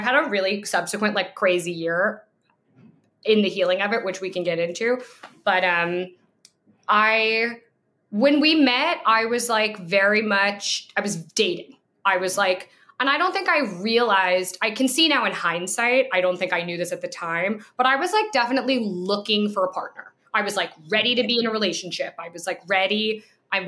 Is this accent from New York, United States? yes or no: yes; New York, United States; I'm from New York.